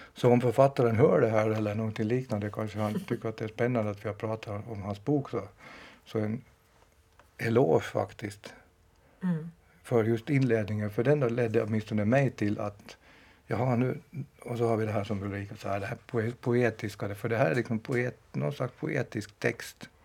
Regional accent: Finland; jag är själv från från Finland och inte från Jakobstad

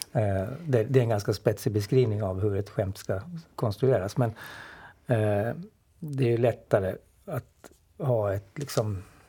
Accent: Åland Islands; man har väl kanske liksom det där med sig som ålänning

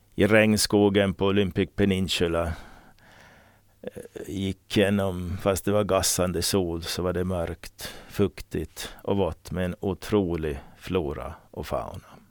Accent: Åland Islands; Jag var den första från Åland

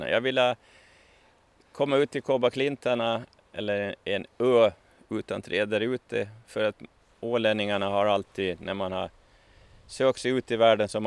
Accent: Åland, Finland; Ja, ja, som alla ålänningar så har jag jobbat en gång i tiden på, på somrarna på Ekerölinjen.

